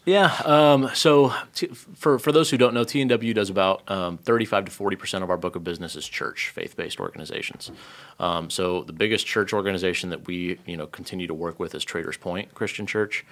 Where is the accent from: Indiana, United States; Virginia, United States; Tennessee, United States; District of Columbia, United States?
Indiana, United States; Lafayette; so I grew up in Indiana. Um, grew up up in Lafayette, um, most of my life.